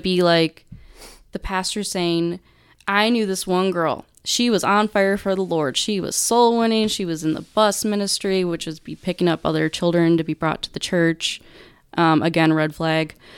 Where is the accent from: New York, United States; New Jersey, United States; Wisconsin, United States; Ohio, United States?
Wisconsin, United States; Beaver Dam; moved away as an adult; now in Texas, United States; southeastern Wisconsin's where I grew up